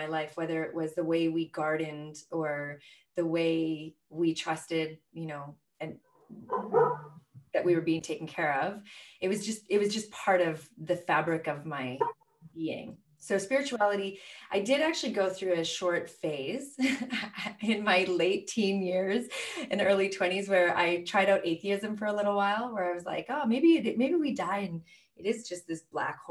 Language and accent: English; Canada; moved away; also born or lived in Venice Beach, California; I'm a Canadian mother of two boys